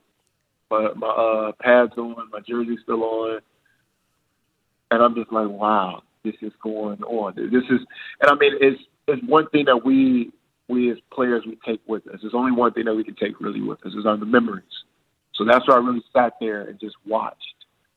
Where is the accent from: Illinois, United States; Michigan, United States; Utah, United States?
Illinois, United States; Chicago; I was from Chicago